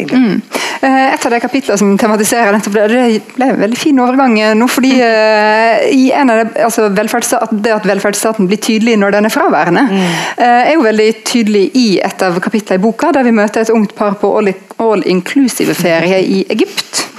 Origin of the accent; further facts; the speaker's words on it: Norway; vi er født uh, i Norge